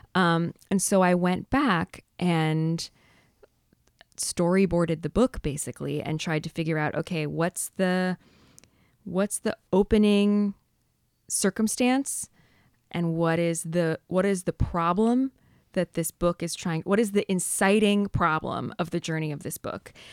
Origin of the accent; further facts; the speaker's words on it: San Diego, California, United States; I grew up in San Diego in a sort of surf hamlet north of San Diego.